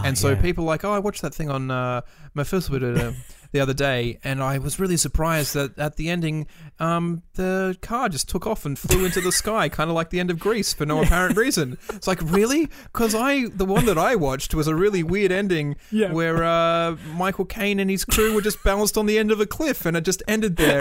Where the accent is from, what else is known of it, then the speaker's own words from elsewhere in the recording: Australia; growing up in Australia